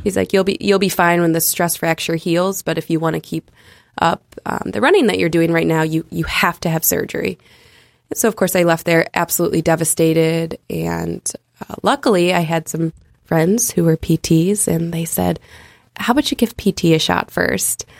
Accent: United States; I'm from America

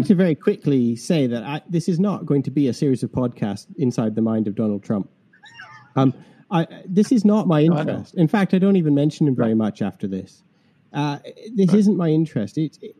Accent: Canada; now in England, United Kingdom; so I'm Canadian who's been living in England for 25 years, which is why I have this strange accent. I think you thought I was Irish, Chris.

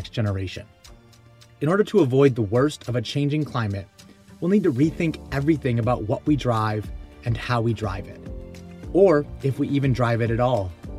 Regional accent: Southeast Michigan, United States; now in New York City, United States; I grew up in Southeast Michigan, the car capital of the world. Now I live in New York City

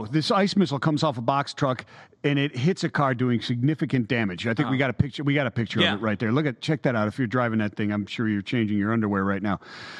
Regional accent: Snow Belt, United States; I grew up in the Sun Belt or in the Snow Belt

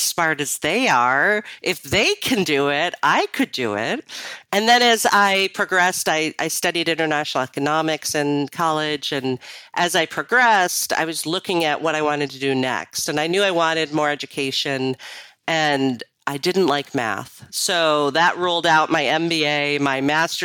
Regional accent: Rochester, New York, United States; I was born and raised in Rochester, New York.

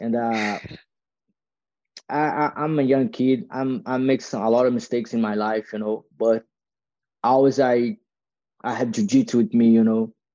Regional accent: Copacabana, north of Rio, Rio de Janeiro, Brazil; English is a second language; moved away; I moved to like a uh, North Rio, is a small city with a thirty thousand people

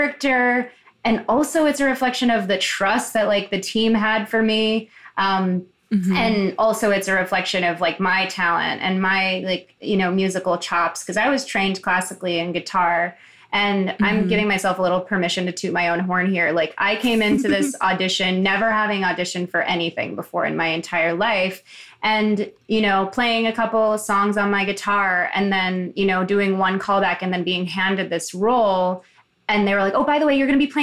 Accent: Chicago, Illinois, United States; I grew up in Chicago in like the predominantly like gay and queer neighborhood.

